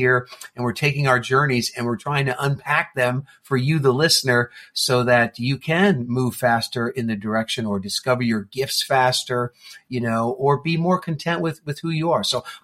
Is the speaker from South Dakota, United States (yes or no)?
no; New Jersey, United States; I grew up in New Jersey